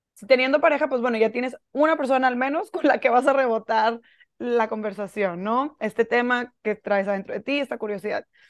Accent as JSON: {"language": "Spanish", "town": "Monterrey", "region": "Nuevo León", "country": "Mexico", "said": "yo soy de Monterrey, aquí vivo ahorita"}